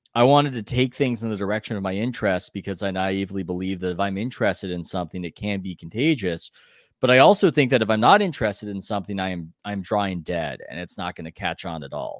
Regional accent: San Diego, California, United States; I'm from San Diego

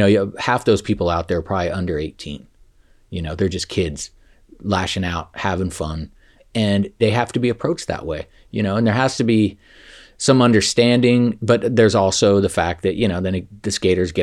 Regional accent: San Francisco, California, United States; I'm from San Francisco, California, USA, planet Earth

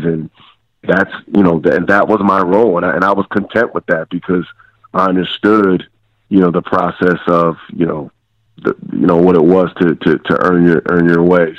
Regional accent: Eastern Pennsylvania, United States; I'm from Eastern Pennsylvania. Um, you know, small blue collar town

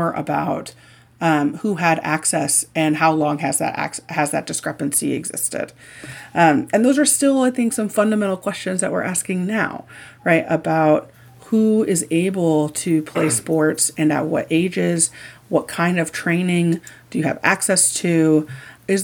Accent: Indiana, United States; I grew up in Indiana.

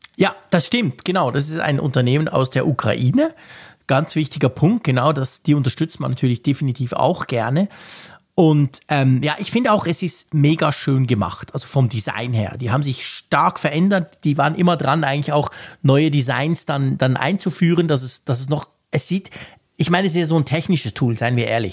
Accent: Switzerland; Ich als Schweizer

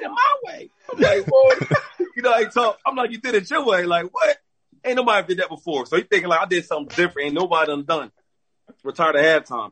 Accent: an hour from Philadelphia, Pennsylvania, United States; Philadelphia. That's home for me. My hometown's an hour away

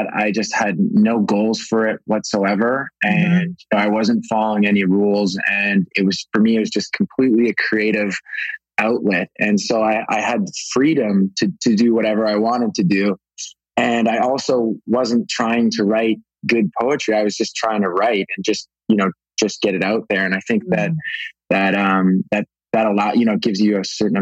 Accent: Pacific Northwest, British Columbia, Canada; now in Venice Beach, United States; I was raised in the Pacific Northwest, so Canada.

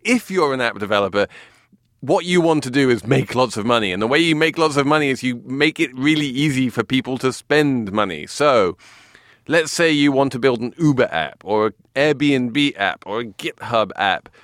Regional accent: England, United Kingdom; moved away; I'm English

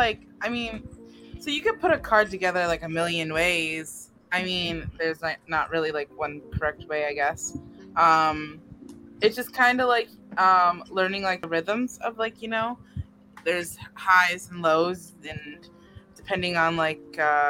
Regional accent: Baltimore, Maryland, United States; I'm from Baltimore, nigga.

